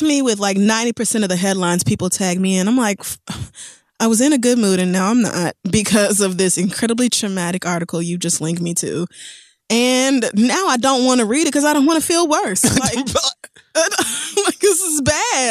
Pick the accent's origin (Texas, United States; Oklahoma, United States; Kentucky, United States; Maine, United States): Oklahoma, United States; Tulsa; moved away; I'm actually coming home to my hometown, the place I grew up, Tulsa, Oklahoma.